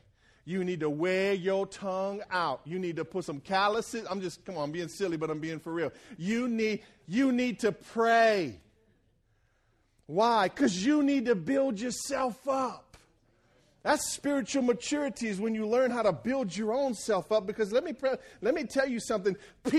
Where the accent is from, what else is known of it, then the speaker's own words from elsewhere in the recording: Franklin, Louisiana, United States; When I was at the church I grew up in Franklin, Louisiana